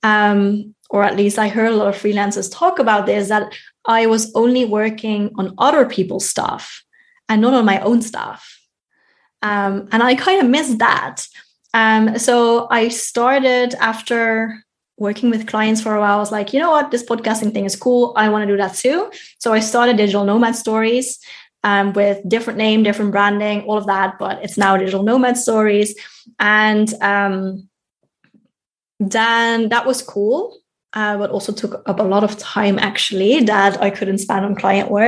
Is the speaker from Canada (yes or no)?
no; Netherlands; moved away as an adult; now in Germany; here in Germany, which is not my home country, and my home country of the Netherlands